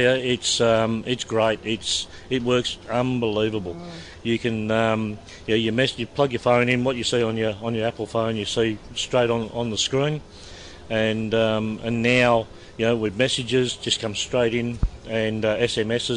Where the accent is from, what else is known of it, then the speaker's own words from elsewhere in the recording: Melbourne, Victoria, Australia; moved away as an adult; now in Perth, Australia; I'm originally born and raised in Melbourne, but moved to Perth